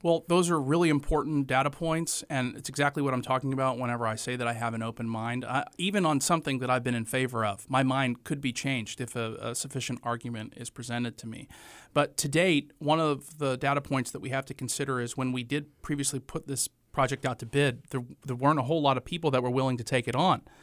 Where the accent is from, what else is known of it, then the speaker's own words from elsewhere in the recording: Morganton, North Carolina, United States; moved away as an adult; also born or lived in Greensboro, North Carolina / Chapel Hill, North Carolina; now in Wilmington, United States; I am originally from Morganton, North Carolina. It's the western part of North Carolina in the foothills, right on Interstate forty. I lived there until I was eighteen years old